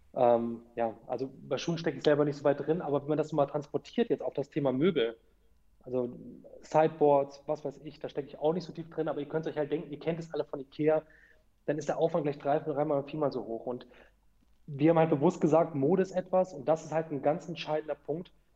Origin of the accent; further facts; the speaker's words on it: Hanover, Lower Saxony, Germany; ich bin Hannoveraner, ich bin hier aufgewachsen